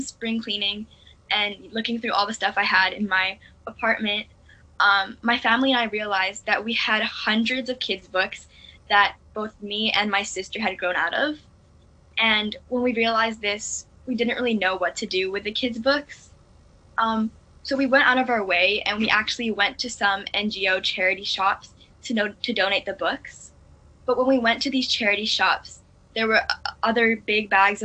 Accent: Hong Kong; also born or lived in Singapore; I was born in Singapore, but I've lived in Hong Kong for nearly all of my life. So, I really see Hong Kong as my home.

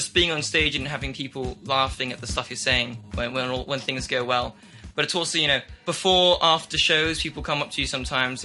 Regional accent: Hong Kong; I've grown up in Hong Kong my entire life, and I go to international school here, and I'm half Chinese, and I'm half English

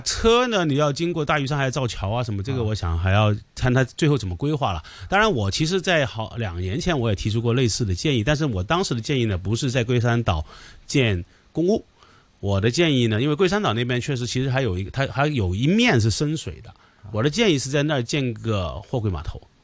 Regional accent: Hong Kong

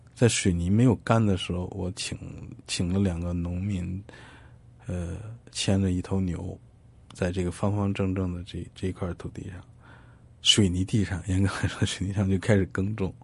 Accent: China; 我们来自大，呃，大陆的人

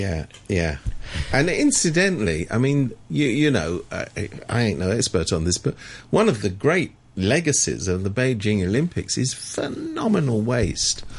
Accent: United Kingdom; as somebody British

